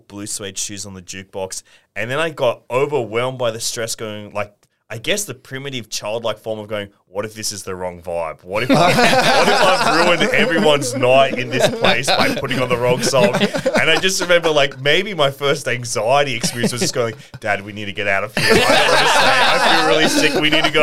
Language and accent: English; Sydney, New South Wales, Australia; moved away; also born or lived in Leichhardt, Sydney; for most of my formative years, probably were, I was living in Dulwich Hill